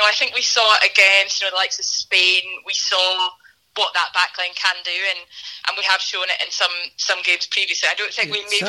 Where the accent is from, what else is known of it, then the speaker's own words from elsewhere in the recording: Scotland, United Kingdom; I'm the worst Scot ever.